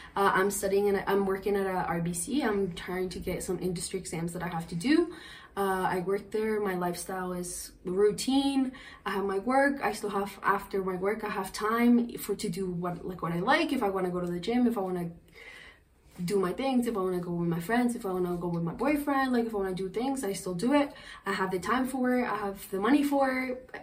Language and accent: English; Colombia; English is a second language; now in Canada; I was Colombian